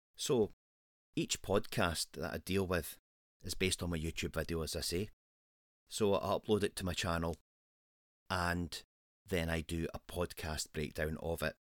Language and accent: English; Scotland, United Kingdom; Scotland is my home country.